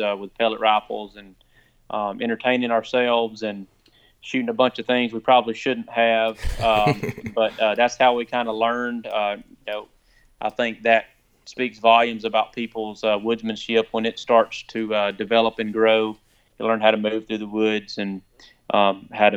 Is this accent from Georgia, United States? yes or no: yes; Cedartown, Georgia, United States; also born or lived in Acworth, Georgia; Born and raised in Cedartown, Georgia, right on the Alabama line